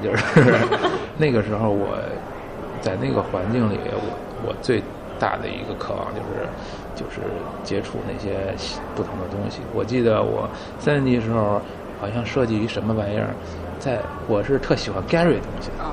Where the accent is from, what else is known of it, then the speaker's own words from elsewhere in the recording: Beijing, China; 我小时候在北京长大，四合院儿